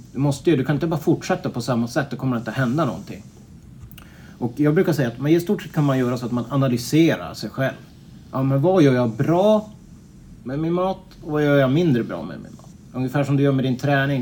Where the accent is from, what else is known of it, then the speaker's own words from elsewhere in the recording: Piteå, Norrbotten County, Sweden; moved away as an adult; now in Örebro, Sweden; jag kommer från Piteå ursprungligen men flyttade ifrån som, som 18-åring